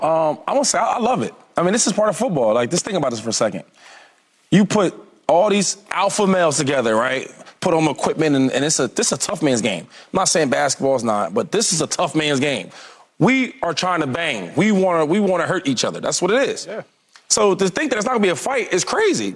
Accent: the Bay Area, California, United States; I'm from the Bay

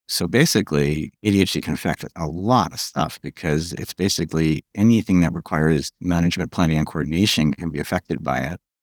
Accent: New York, United States; moved away as an adult; also born or lived in California; I moved back from California to New York after a long time

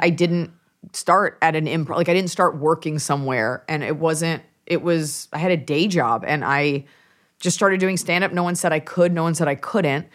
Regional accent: Dallas, Texas, United States; also born or lived in Los Angeles (born, presumably); family's from New York, but I'm from Dallas, Texas

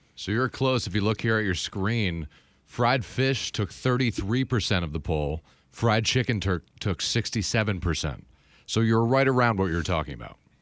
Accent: New England, United States; I'm a Northeaster. You know, I'm from New England

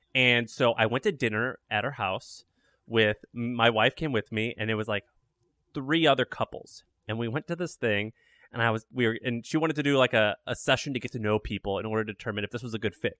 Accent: Missouri, United States; I'm from Missouri

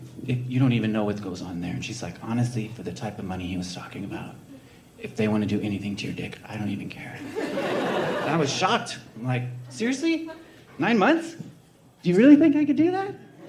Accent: Los Angeles, California, United States; moved away as an adult; now in Las Vegas, United States; I'm actually from Hollywood.

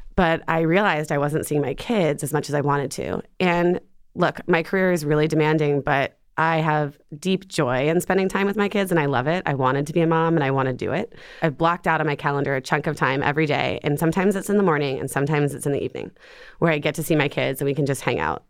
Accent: Ohio, United States; moved away as an adult; also born or lived in Atlanta / New York; now in Seattle, United States; I grew up in Ohio.

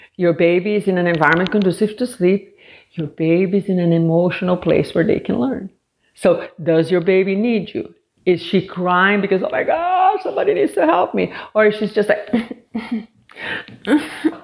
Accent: Brazil; also born or lived in Washington, D.C. area; now in United States; I'm originally from Brazil, and I moved here um, 30 some years ago

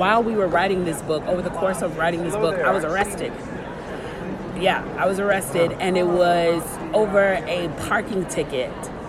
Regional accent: Chicago, Illinois, United States; I grew up in Chicago where they like go all out and like dye the river green.

